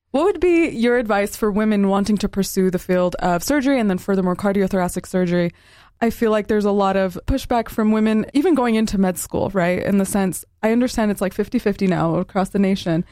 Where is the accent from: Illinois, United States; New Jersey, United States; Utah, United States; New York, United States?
Utah, United States; Southern; growing up in Southern Utah